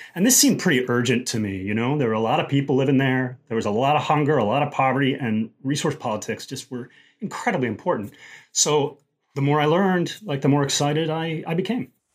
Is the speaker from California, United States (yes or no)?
no; Denver, Colorado, United States; moved away; growing up in Colorado, particularly back in the seventies